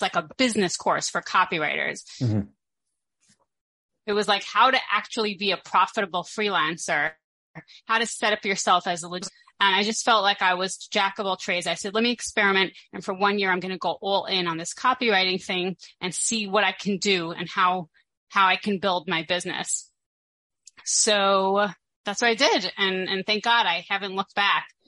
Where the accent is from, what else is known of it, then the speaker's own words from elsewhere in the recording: Brooklyn, New York, United States; moved away as an adult; now in Israel; I grew up in a very boring place called Brooklyn, New York